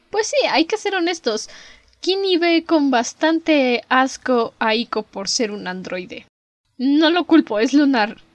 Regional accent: Mexico; Ya saben que sus dragones weird somos mexicanas

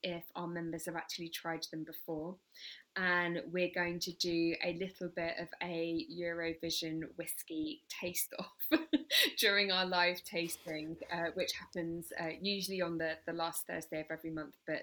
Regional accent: England, United Kingdom; now in Brighton, United Kingdom; I live in Brighton, so I'm a real English, as you could probably tell from my accent

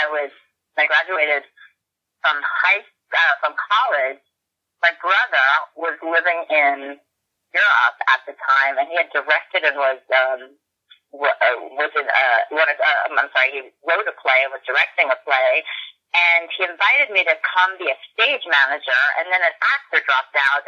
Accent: New York City, New York, United States; I grew up in Brooklyn, which was, you know, so close to New York City

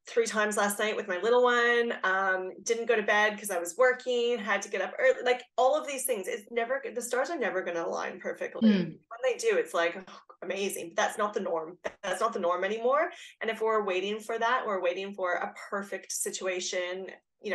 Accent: Canada; now in Australia; I'm Canadian, but I've lived here for a long time

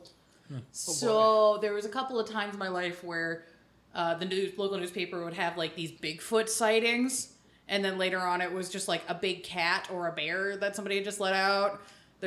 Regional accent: southern Indiana, United States; I was being raised in, like, a town that looked like the setting for Stephen King's It, but it was in southern Indiana.

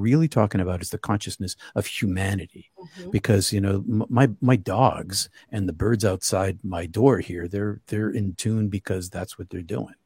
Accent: Boston, Massachusetts, United States; I'm from Boston area

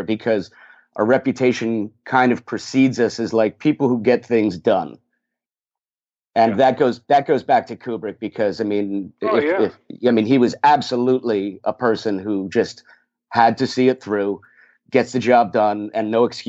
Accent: New Jersey, United States; I'm born and raised in North Jersey. I'm 13 miles from the city

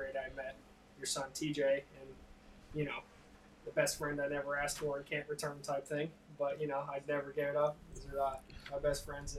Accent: East Hampton, Massachusetts, United States; I was from the age of 5 here in East Hampton, hometown. It's where I've done, God, just about everything that I can think of. I've done most of my growing up here

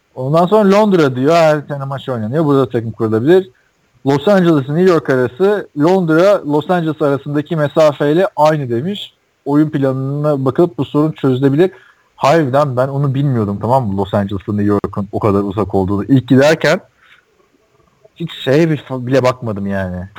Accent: Istanbul, Turkey; International Hospital'a, Bakırköy'deki. Daha sonra orada doğdum ben

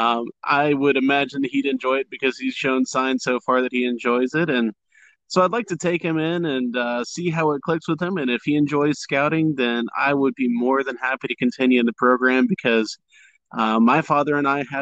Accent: Jacksonville, Florida, United States; also born or lived in Port Charlotte, Florida / Memphis, Tennessee; I was raised here in Florida. I was born down there in Port Charlotte and spent a little time as a child up in Memphis, but soon returned back to Florida by about the time I was 3. And I've been here in Jacksonville since about the time I was 5

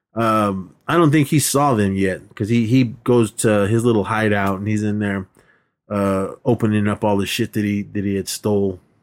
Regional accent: Oakland, California, United States; moved away; parties that I grew up with in Oakland

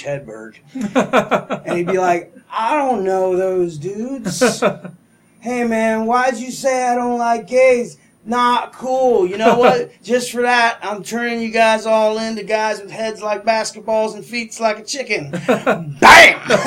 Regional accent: New England, United States; growing up in New England

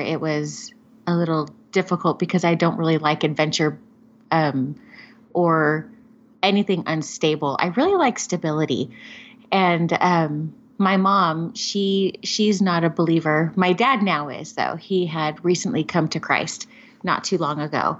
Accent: Covina, California, United States; I grew up in Southern California

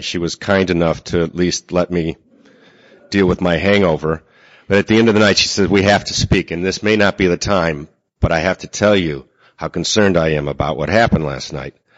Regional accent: Seaford, New York, United States; I'm from Seaford, New York.

